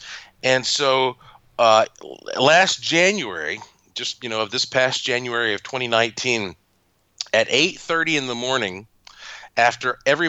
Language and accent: English; North Carolina, United States